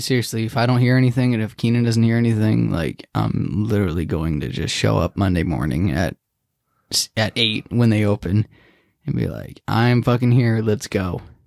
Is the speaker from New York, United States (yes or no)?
no; Santa Clara, California, United States; I was born in Santa Clara